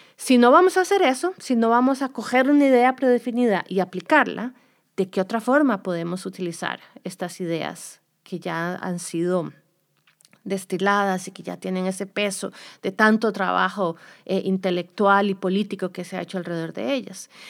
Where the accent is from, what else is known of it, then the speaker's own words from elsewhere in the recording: Costa Rica; moved away as an adult; now in United States; yo soy de Costa Rica, hice mi doctorado en Estados Unidos